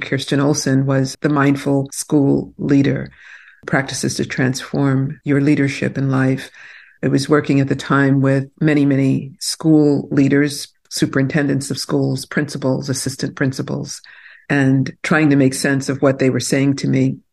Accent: New York City, New York, United States; also born or lived in New Jersey; now in New Hope, United States; I grew up in Brooklyn, New York, and Brooklyn was not the fancy place it is today

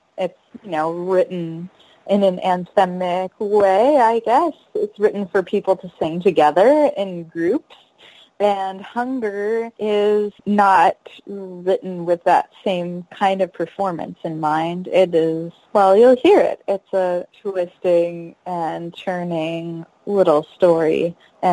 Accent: United States; my identity as an American

